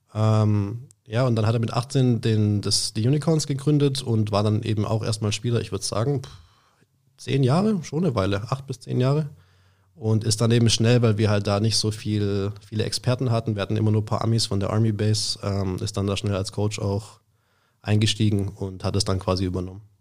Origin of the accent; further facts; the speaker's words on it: Schwäbisch Hall, Baden-Württemberg, Germany; aus Schwäbisch Hall, habe da auch mein ganzes Leben lang gelebt, ähm, bin da auch aufgewachsen